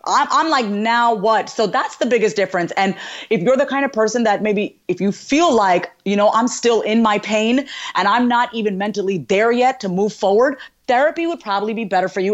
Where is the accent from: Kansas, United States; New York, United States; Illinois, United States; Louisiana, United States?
New York, United States; I was born and raised in New York, and my parents are from India